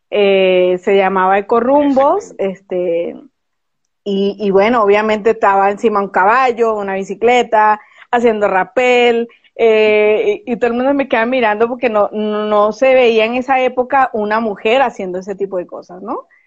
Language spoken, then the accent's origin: Spanish; Caracas, Capital District, Venezuela; born there; moved away as an adult; Yo nací en Caracas, Venezuela. Eh, sí, a, mucho orgullo digo que soy venezolana, pero también a mucho orgullo digo que soy ciudadana del mundo, porque ya me ha tocado vivir en seis países.